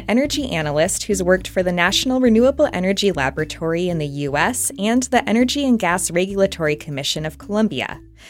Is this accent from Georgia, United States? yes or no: no; Washington, United States; now in Pennsylvania, United States; my home state, Washington